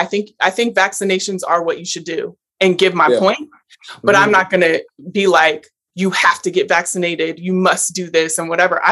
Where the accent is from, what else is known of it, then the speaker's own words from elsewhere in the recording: Portland, United States; I'm from Portland